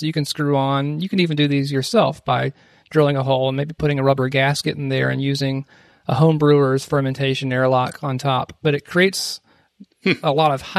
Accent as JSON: {"language": "English", "region": "South Carolina", "country": "United States", "said": "my home state."}